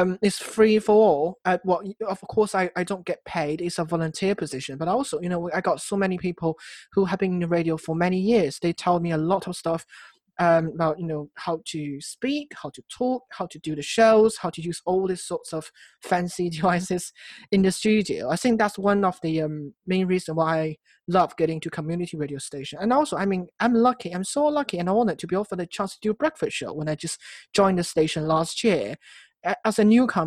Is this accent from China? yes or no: yes; China; moved away as an adult; now in Cardiff, United Kingdom; my hometown back in China